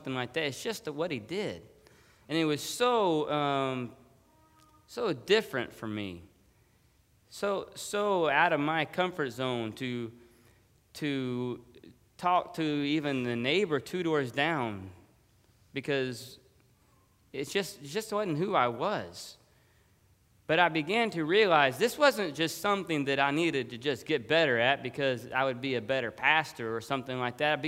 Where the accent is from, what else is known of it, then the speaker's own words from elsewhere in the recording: Dallas, Texas, United States; moved away as an adult; now in Florida, United States; where I grew up and lived in Dallas, Texas